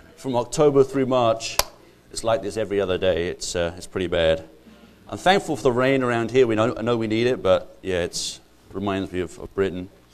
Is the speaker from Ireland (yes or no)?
yes; Ireland; moved away as an adult; now in United States; I'm not actually English, I'm actually Irish